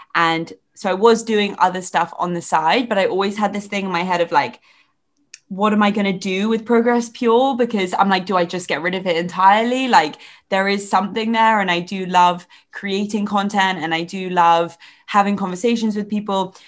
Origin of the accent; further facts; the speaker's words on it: England, United Kingdom; accent: English; also born or lived in Ireland; we both have such English accents